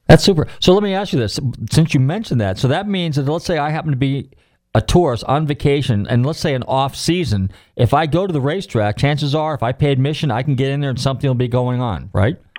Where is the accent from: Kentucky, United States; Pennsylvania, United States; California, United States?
California, United States; Marin County, Northern; I'm from Northern California, Marin County